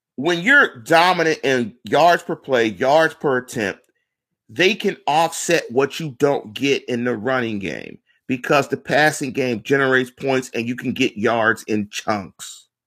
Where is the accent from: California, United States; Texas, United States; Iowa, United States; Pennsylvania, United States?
Pennsylvania, United States; Pittsburgh; also born or lived in Atlanta; I'm from Manchester. I'm finna one five two three three, one five two one two, the North Side